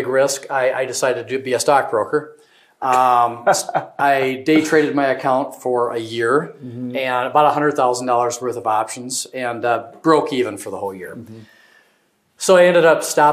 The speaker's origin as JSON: {"language": "English", "town": "Bridgewater", "region": "South Dakota", "country": "United States", "tie": "born or raised there", "said": "So born and raised in Bridgewater, just west of here."}